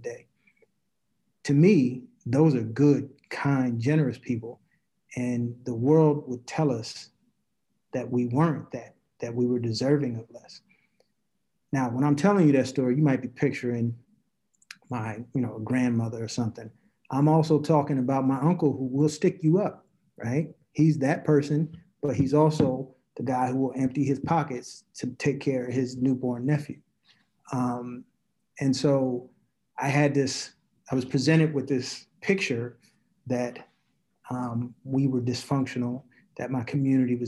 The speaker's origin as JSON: {"language": "English", "town": "Newark", "region": "New Jersey", "country": "United States", "tie": "born or raised there", "said": "I'm from Newark, New Jersey"}